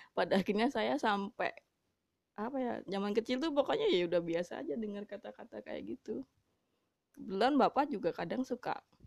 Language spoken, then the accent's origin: Indonesian; Java, Indonesia; saya sebenarnya orang Jawa